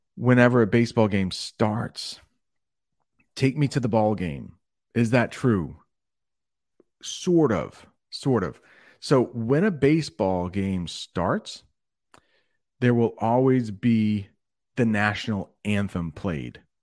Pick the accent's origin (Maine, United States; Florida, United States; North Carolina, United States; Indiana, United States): Maine, United States; first language English; moved away as an adult; also born or lived in Alabama; I am from Maine. That's a northern state